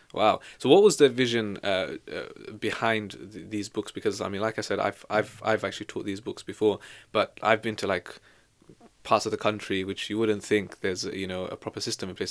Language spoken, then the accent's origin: English; Devon, South West England, United Kingdom; also born or lived in Leicester; now in London, United Kingdom; I'm from Devon